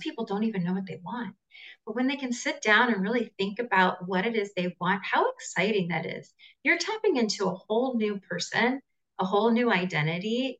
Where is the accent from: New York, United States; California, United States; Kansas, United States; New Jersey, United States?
California, United States; Southern; now in Costa Rica; I'm originally from Southern California, but I'm uh, currently based in Costa Rica.